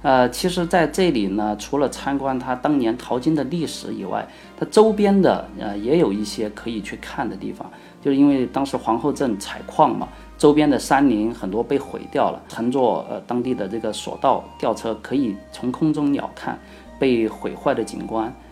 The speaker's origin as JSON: {"language": "Chinese", "region": "Sichuan", "country": "China", "accent": "Sichuanese", "said": "用我们四川话来说的话"}